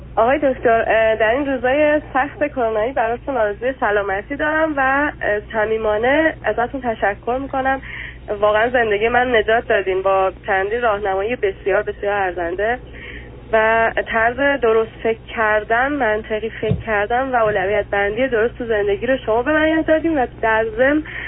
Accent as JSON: {"language": "Persian", "country": "Iran", "moved": "as an adult", "said": "ما دوتا ایرانی هستیم اینجا"}